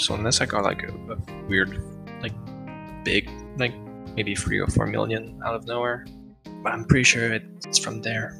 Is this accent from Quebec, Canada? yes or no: yes; Quebec, Canada; I'm from Quebec